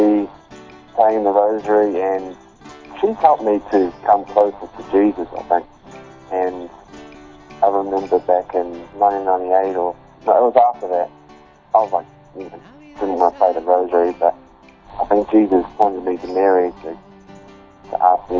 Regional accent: New Zealand; I'm 27 years old and I'm from New Zealand, Kiwi.

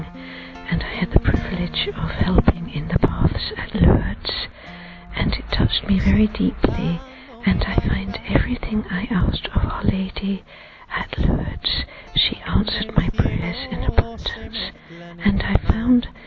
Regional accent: London, United Kingdom; I'm from London

